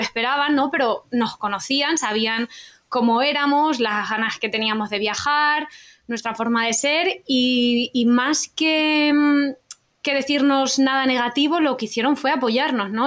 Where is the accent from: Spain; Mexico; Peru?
Spain; Utiel, Valencian Community; Nosotros somos de Utiel, de Valencia